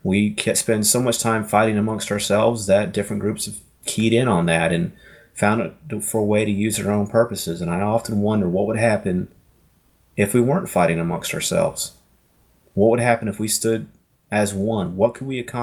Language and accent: English; Florida, United States; I grew up in Florida